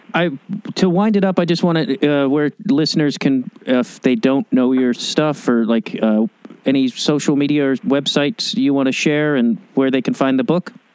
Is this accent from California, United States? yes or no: no; Chicago, Illinois, United States; now in Los Angeles, United States; I grew up in Chicago and it's like, I, I moved to Los Angeles